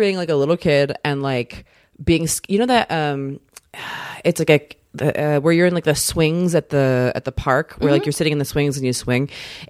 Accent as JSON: {"language": "English", "region": "Maryland", "country": "United States", "said": "Kind of smack dab, like right by Annapolis, kind of right between Baltimore and DC."}